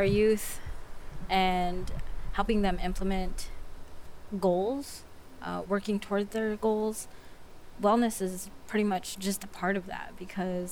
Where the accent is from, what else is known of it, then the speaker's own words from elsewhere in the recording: Cheyenne River Sioux Tribe, South Dakota, United States; I am from the Cheyenne River Sioux Tribe, located in South Dakota.